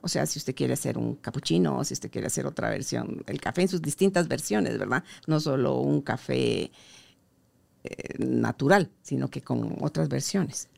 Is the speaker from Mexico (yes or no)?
no; Guatemala; como guatemaltecos